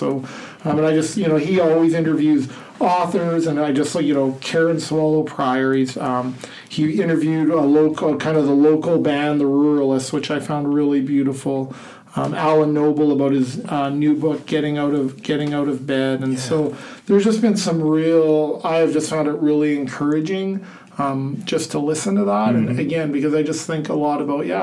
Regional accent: Canada; now in Iowa, United States; I like being Canadian

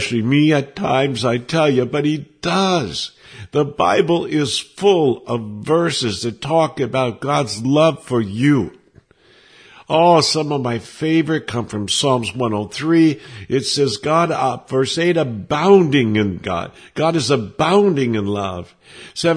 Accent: United States; moved away as an adult; also born or lived in Sweden; being an American there

